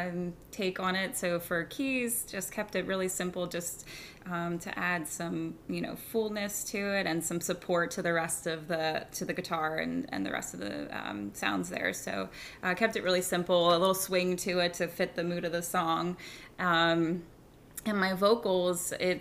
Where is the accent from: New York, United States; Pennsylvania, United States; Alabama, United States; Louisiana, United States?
Pennsylvania, United States; moved away; I'm from Pennsylvania